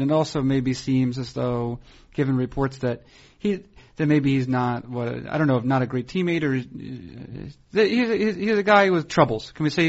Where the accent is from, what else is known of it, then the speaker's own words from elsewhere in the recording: Concord, New Hampshire, United States; my hometown of Concord, New Hampshire